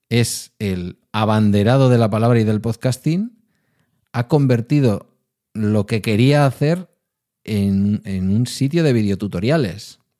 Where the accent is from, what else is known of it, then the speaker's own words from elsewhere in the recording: Spain; oiga, somos españoles y somos de por sí porteros y porteras.